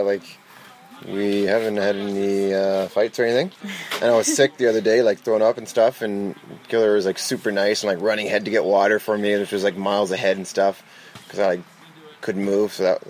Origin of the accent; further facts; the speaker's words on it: Ottawa, Ontario, Canada; From Ottawa, Ontario, Canada.